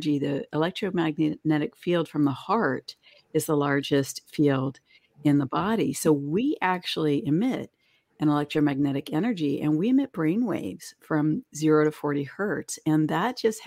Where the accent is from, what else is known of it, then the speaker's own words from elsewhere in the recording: East Coast, United States; now in West Coast, United States; I grew up on the East Coast. Now I live on the West Coast